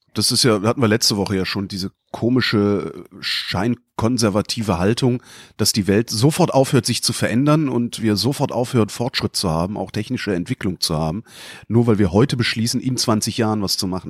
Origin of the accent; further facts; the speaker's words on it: North Rhine-Westphalia, Germany; ich bin in Nordrhein-Westfalen zur Schule gegangen